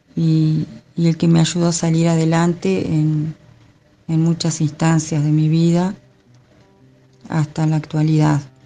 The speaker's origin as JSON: {"language": "Spanish", "town": "Montes", "region": "Canelones", "country": "Uruguay", "tie": "born or raised there", "moved": "as an adult", "lives_now": "Gregorio Aznárez, Uruguay", "said": "soy oriunda de Pueblo Montes, departamento de Canelones, un pequeñito pueblo"}